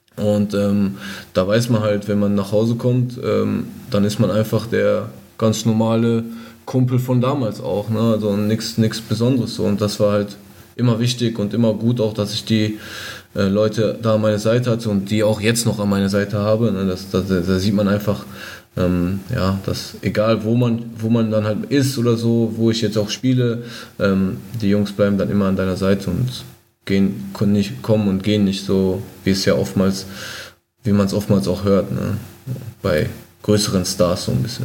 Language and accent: German; Castrop-Rauxel, North Rhine-Westphalia, Germany; ich bin auf jeden Fall ein Kind des Ruhrgebiets, das kann man so sagen. Also Kastrop ist, glaube ich, mittendrin